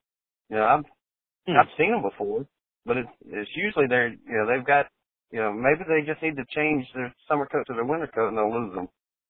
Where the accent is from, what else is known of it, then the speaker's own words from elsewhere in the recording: the South, United States; You know, I'm from the South, so it's pretty easy for me to tell when they're tough and not.